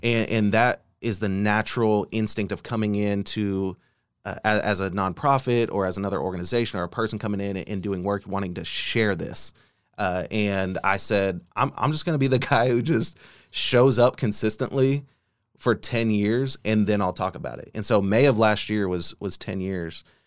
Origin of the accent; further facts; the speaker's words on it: Bartlesville, Oklahoma, United States; now in Oklahoma City, United States; I grew up in Bartlesville, Oklahoma